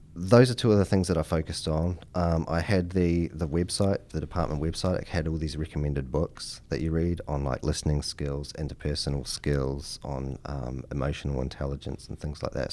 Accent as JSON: {"language": "English", "country": "New Zealand", "moved": "as an adult", "lives_now": "Henrico County, United States", "said": "I'm from New Zealand"}